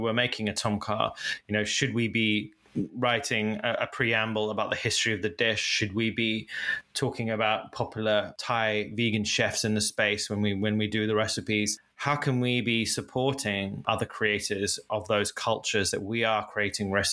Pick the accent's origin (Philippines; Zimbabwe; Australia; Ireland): Zimbabwe; now in United Kingdom; I didn't grow up in the UK. I grew up in Africa and Zimbabwe